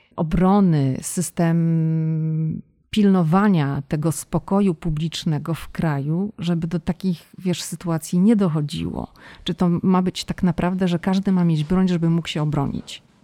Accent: Poland; oboje jesteśmy z Polski

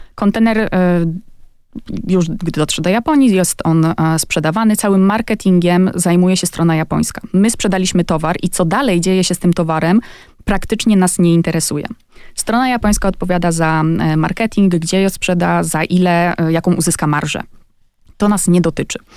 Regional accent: Poland; now in Japan; jestem z Polski

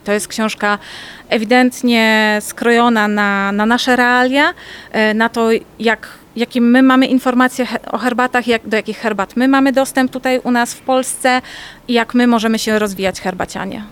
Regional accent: Poznań, Greater Poland, Poland; jestem z Poznania

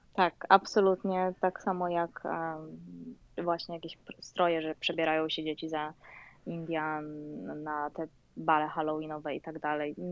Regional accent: Poland; moved away as an adult; also born or lived in Louisiana, United States; now in United States; ja przyjechałam z Polski

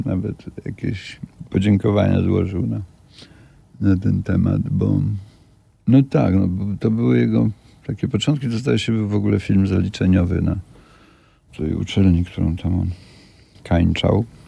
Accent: Kielce region, Świętokrzyskie Voivodeship, Poland; ja pochodzę z Kieleckiego

